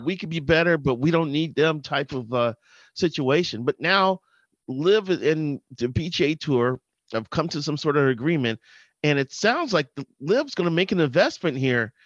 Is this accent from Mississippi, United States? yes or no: no; Chicago, Illinois, United States; now in Twin Cities, United States; I grew up in Chicago